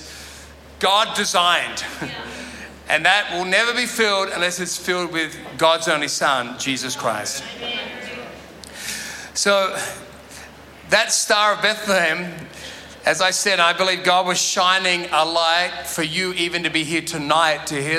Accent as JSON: {"language": "English", "town": "Sydney", "region": "New South Wales", "country": "Australia", "tie": "born or raised there", "said": "I grew up in Sydney"}